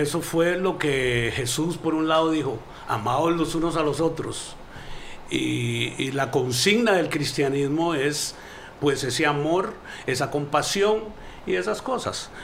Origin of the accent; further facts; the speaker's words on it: Costa Rica; moved away; also born or lived in New York; mi carrera empieza humildemente un en mi país de natal, Costa Rica